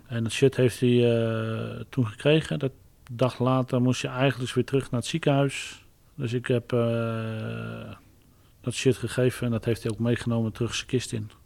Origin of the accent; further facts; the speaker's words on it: Barneveld, Gelderland, Netherlands; ik ben geen Amsterdammer, ik ben echt een Barnevelder.